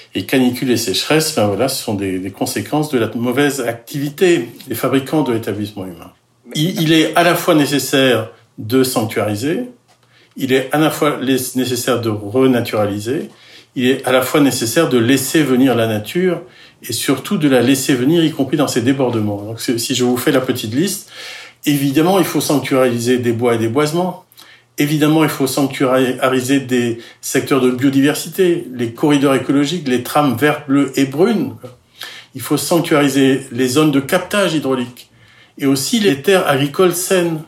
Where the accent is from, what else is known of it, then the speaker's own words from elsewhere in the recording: Finistère, Brittany, France; je, suis breton, je suis breton du Finistère